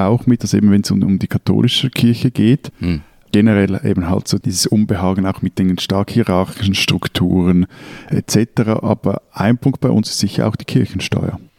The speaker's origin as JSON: {"language": "German", "country": "Switzerland", "said": "bei uns in der Schweiz"}